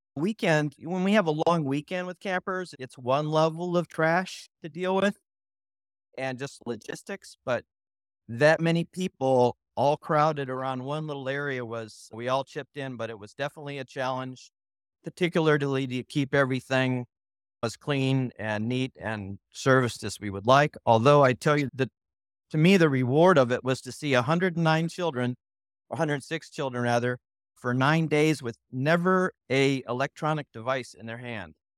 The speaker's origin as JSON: {"language": "English", "region": "California", "country": "United States", "moved": "yes", "lives_now": "Nashville, United States", "said": "I'm from California"}